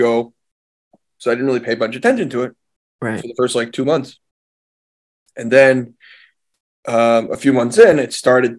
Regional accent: Monsey, New York, United States; I was born in the original part of Muncie, where my father grew up and where his mother grew up as well. So my family's been in Muncie for, at this point, over 100 years.

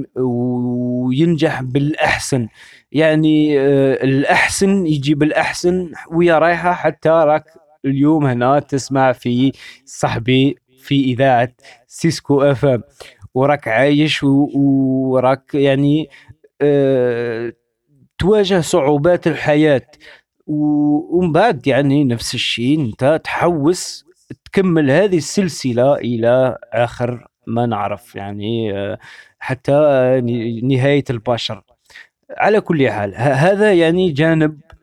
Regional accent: Algeria; moved away as an adult; now in France; انا عشت في الجزائر 30 سنه يعني ولدت في الجزائر كبرت في الجزائر

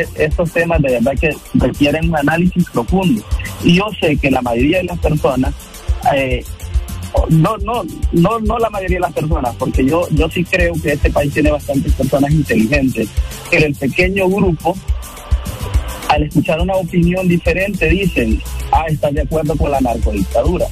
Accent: Honduras; soy hondureño

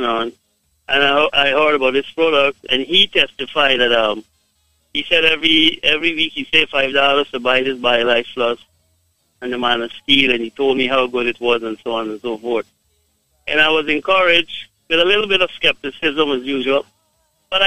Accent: Guyana; I am from Guyana

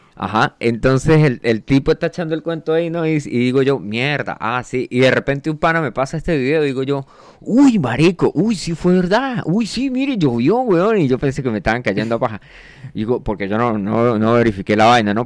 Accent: Colombia; yo soy un man colombiano. De hecho, mi, cédula fue hecha en Barranquilla, así que yo eh, técnicamente soy costeño.

